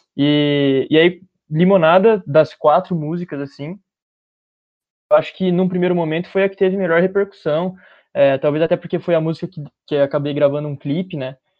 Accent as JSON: {"language": "Portuguese", "town": "Bauru", "region": "São Paulo", "country": "Brazil", "tie": "born or raised there", "said": "Eu sou de Bauru, uma cidade do interior de São Paulo, nascido e vivi a minha vida, minha curta vida até agora, inteira aqui"}